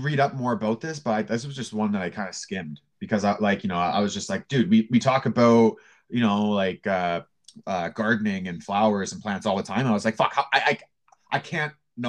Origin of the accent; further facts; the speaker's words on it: Canada; I'm so Canadian.